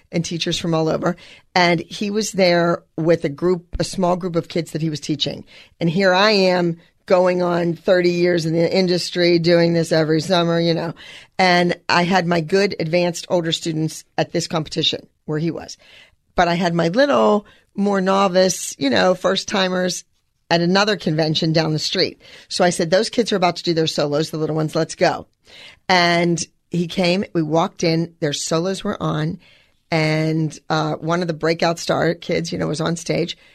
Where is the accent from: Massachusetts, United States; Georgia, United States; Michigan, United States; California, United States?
California, United States; Los Angeles; And I'm from Los Angeles.